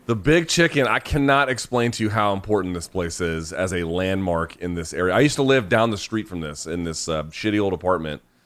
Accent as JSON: {"language": "English", "region": "Georgia", "country": "United States", "tie": "born or raised there", "said": "I grew up in Georgia"}